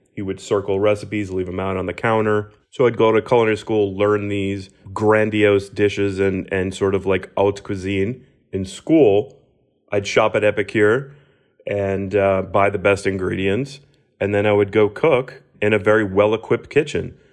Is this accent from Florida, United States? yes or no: yes; Miami, Florida, United States; the proud sort of hometown feels for me.